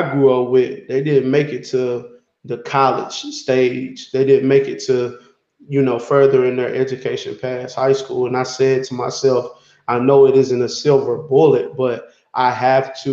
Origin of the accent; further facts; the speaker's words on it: Knoxville, Tennessee, United States; I grew up in Knoxville, Tennessee, adjacent to East Knoxville